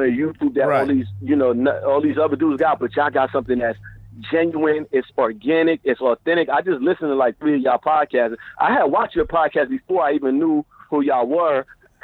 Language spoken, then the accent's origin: English; New York City, New York, United States; moved away as an adult; now in Bay Area, United States; I'm from Brooklyn. I was raised around a lot of stuff